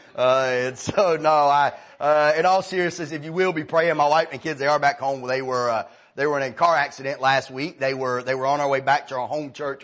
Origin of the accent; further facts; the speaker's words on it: Marietta, College Park, Georgia, United States; my daddy took a job where we, we moved from Marietta to Riverdale. And well, we moved to College Park at the time. We never found another church. I spent my entire teen years out of church.